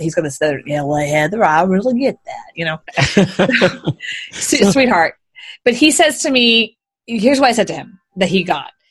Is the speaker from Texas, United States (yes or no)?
yes; Houston, Texas, United States; I was born and raised in Houston, actually. Born and raised a Southern girl